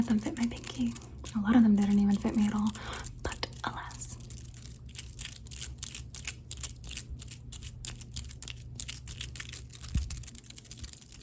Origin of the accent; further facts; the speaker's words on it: the South, United States; I'm just a little Colombianita that grew up in the South